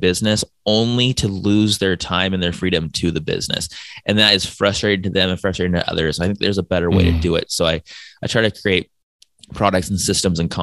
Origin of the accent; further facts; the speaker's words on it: San Diego, California, United States; moved away as an adult; also born or lived in Brazil; now in Hawaii, United States; I was born and raised in San Diego. I lived in Brazil for a couple of years. I live in Hawaii.